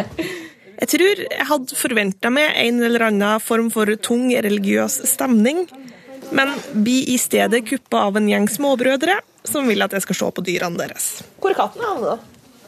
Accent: Susendal, Nordland, Norway; accent: Susendal dialect; han gjenkjenner dialekten min som susendalsdialekt

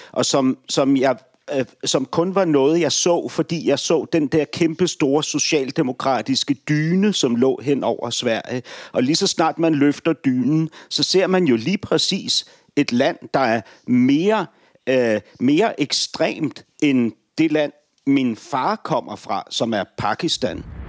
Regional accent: Denmark; som dansker

